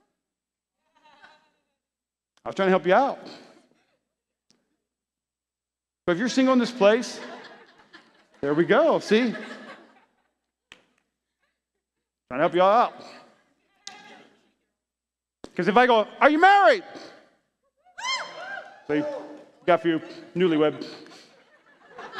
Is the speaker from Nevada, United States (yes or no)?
yes; Las Vegas, Nevada, United States; I'm from Las Vegas. I'm a Nevadian